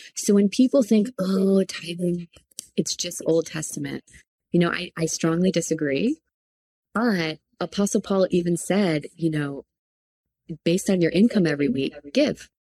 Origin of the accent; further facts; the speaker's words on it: Palm Beach area, South Florida, United States; moved away as an adult; now in Redding, United States; we are from South Florida, from like the Palm Beach area